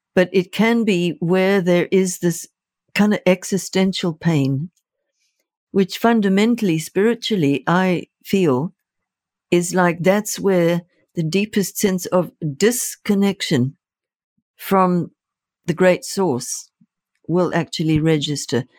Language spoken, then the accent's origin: English; Zimbabwe; moved away; I was born in Rhodesia, which became Zimbabwe